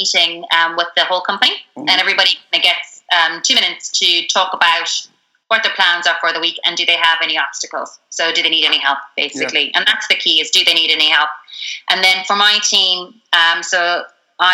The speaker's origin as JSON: {"language": "English", "country": "Ireland", "said": "especially as Irish people"}